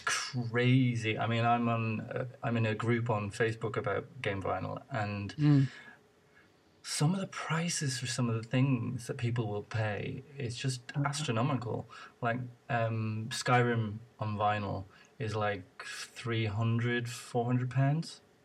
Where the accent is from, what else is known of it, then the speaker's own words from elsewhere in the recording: Ireland; moved away; I'm originally from Ireland